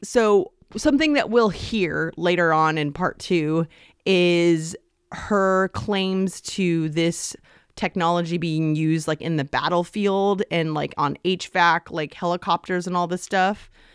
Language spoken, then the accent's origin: English; Stanford, California, United States; I was born in Stanford University Medical